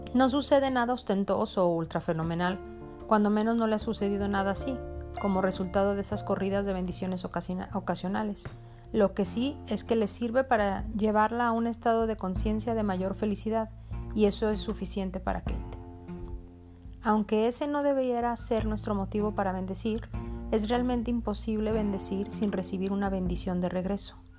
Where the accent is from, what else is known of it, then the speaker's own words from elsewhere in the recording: Mexico; also born or lived in Jalisco; yo soy de México, el estado en el que vivo, Jalisco